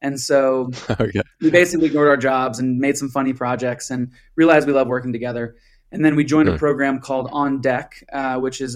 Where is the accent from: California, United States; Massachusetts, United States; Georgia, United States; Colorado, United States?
Colorado, United States; I'm from Colorado